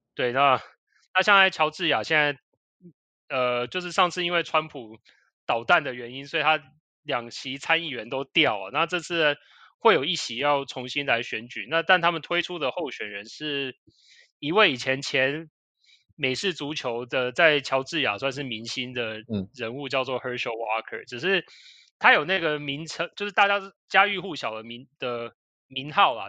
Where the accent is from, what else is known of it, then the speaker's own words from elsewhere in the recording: Taiwan; 我们其实台湾人一般来说会去的州也就是那几个